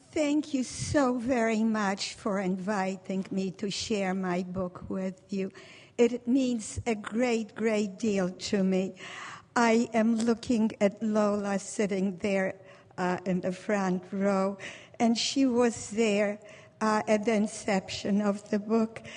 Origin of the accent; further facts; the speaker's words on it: Warsaw, Masovian Voivodeship, Poland; now in United States; I was born in Warsaw, Poland. Warsaw was the center of my universe